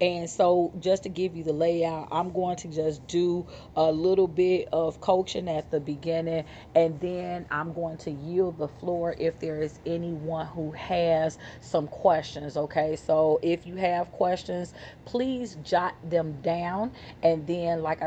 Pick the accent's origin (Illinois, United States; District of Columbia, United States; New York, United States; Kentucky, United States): Illinois, United States; Chicago; I'm from Chicago.